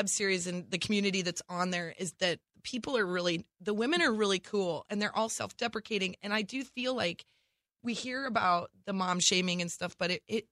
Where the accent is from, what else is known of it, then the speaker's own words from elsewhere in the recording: Nebraska, United States; now in Los Angeles, United States; We're both from Nebraska, but we didn't know each other in Nebraska